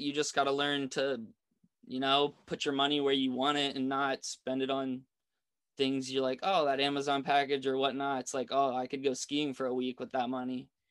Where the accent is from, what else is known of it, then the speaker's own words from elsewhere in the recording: East Coast, United States; My resort growing up on the East Coast